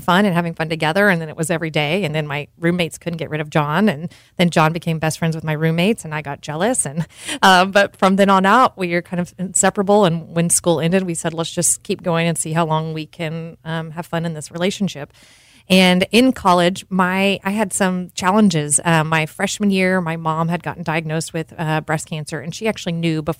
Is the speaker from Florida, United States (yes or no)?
no; Cool, Texas, United States; moved away as an adult; also born or lived in Houston, Texas / Georgetown; now in Austin, United States; I was actually born in Houston, but once my parents divorced, I grew up in a little town called Cool, Texas